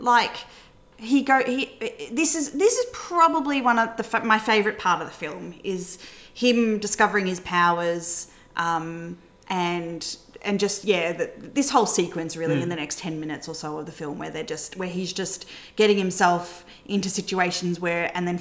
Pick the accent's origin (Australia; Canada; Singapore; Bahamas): Australia; we're Australian